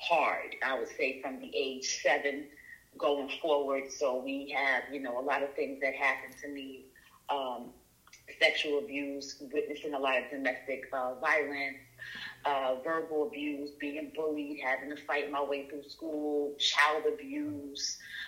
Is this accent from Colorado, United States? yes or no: no; New York City, New York, United States; now in Atlanta, United States; I grew up in the South Bronx